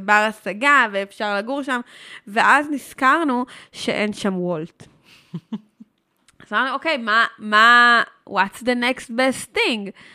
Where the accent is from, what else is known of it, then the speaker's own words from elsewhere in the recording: Herzliya, Tel Aviv District, Israel; moved away as an adult; also born or lived in Jaffa; now in Basel, Switzerland; אני נולדתי ברחוב יהודה הלוי בהרצליה